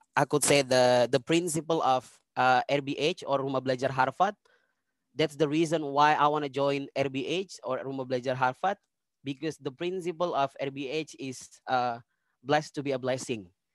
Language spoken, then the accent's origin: Indonesian; Serui, Papua, Indonesia; dulu saya dari Serui